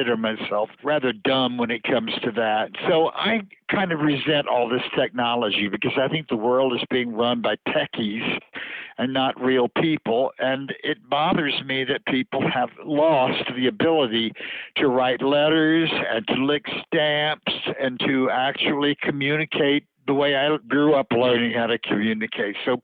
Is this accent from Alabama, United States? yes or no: no; Louisiana, United States; now in New York, United States; growing up in Louisiana, that's the kind of food you're exposed to. And then when I came to New York